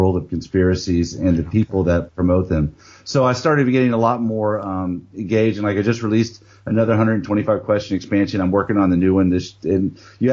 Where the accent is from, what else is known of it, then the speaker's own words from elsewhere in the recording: South Louisiana, United States; now in Dallas, United States; I live down in Dallas, Texas. I've been living here for almost 30 years. And before that, I grew up in South Louisiana in the United States